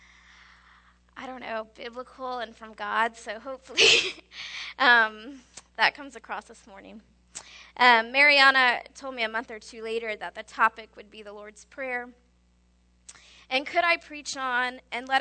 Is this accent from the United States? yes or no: yes; Indianapolis, Indiana, United States; now in San Antonio, United States; I grew up in Indianapolis, Steve and I both did